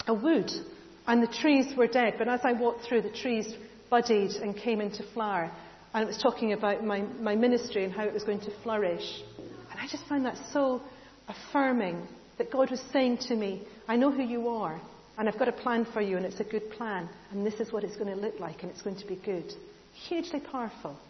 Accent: United Kingdom; we're British

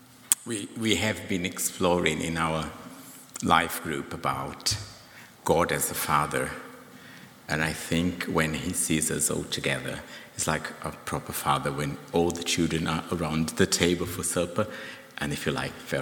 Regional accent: Brazil; now in United Kingdom; my home country

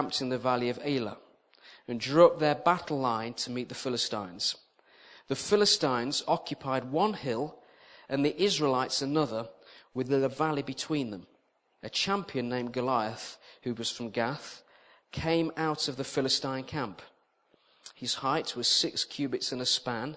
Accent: Walsall, near Birmingham, West Midlands, United Kingdom; moved away as an adult; also born or lived in Sheffield / Hull; I'm from the West Midlands originally, a place called Warsaw, near Birmingham, if you know that. I lived there for 19 years.

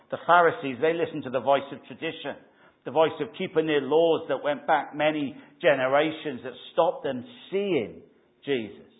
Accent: Wales, United Kingdom; Or was it just we used to sing it in Wales? I used to sing it growing up in Christian Endeavour.

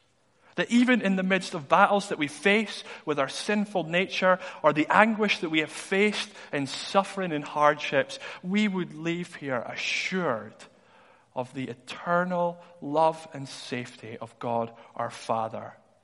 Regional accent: Dundee, Scotland, United Kingdom; But I was in school in Dundee. I'm from Dundee originally.

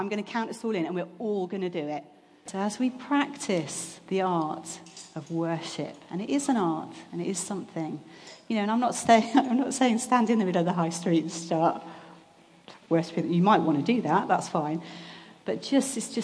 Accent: England, United Kingdom; we're English

